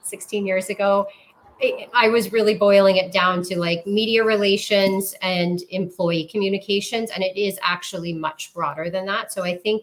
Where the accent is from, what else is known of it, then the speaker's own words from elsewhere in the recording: St. Catharines, Ontario, Canada; also born or lived in Toronto / Windsor; I grew up in St. Catharines, Ontario